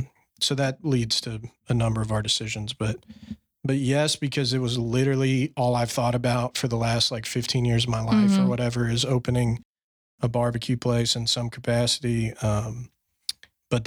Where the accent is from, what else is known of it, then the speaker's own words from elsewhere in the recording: Fort Worth, Texas, United States; being in Fort Worth, my hometown, you know, where you're from